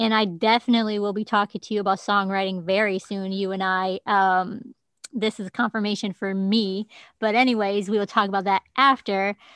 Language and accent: English; United States; I'm the American you